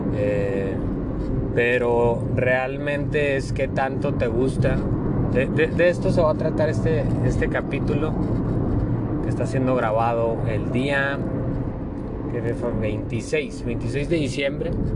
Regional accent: Monclova, Coahuila, Mexico; moved away; Monclova tenemos varias atracciones

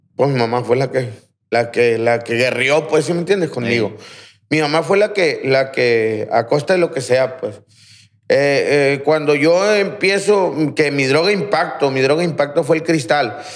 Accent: Aguaruto, Sinaloa, Mexico; Yo soy de Aguaruto, en, la, colonia Miguel Hidalgo. Ahí crecí

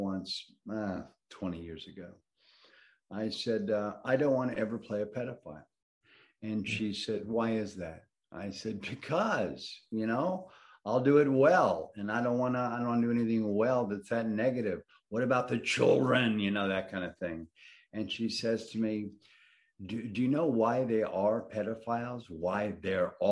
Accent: Atlanta, Georgia, United States; moved away as an adult; also born or lived in New Orleans / New York; I spent my, you know, very early years in New Orleans on a boat, and my young years in older grammar school and high school in Atlanta

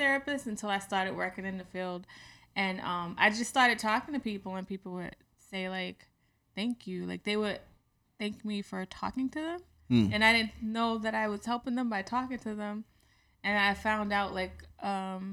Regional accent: Boston, Massachusetts, United States; moved away; also born or lived in Georgia; I'm from Boston, but I lived in Georgia for a couple of years

